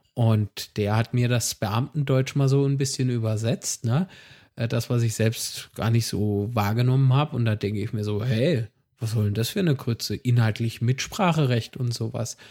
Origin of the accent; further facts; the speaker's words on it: Rhineland-Palatinate, Germany; ich bin Pfälzer